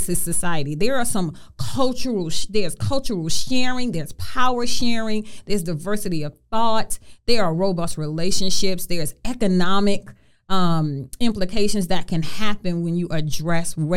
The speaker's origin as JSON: {"language": "English", "town": "New York City", "region": "New York", "country": "United States", "tie": "born or raised there", "said": "growing up in Brooklyn in the projects and the struggles"}